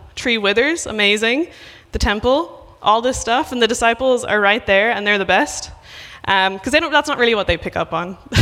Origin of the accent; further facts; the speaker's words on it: Ireland; moved away; I'm from Ireland